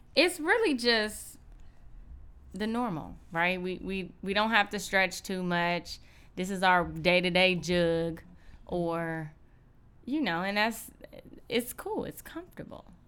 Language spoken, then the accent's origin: English; Cleveland, Ohio, United States; moved away as an adult; now in Los Angeles, United States; we're both from Cleveland